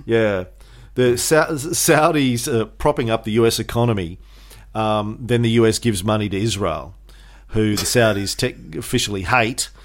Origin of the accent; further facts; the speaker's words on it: Australia; as an Australian